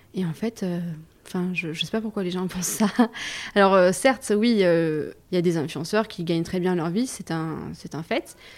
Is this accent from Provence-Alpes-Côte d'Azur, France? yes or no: yes; Saint-Maximin-la-Sainte-Baume, Provence-Alpes-Côte d'Azur, France; moved away as an adult; now in Aix-en-Provence, France; Moi, je viens du Var. J'habitais à Saint-Maximin, dans le Var, donc c'est une demi-heure d'ici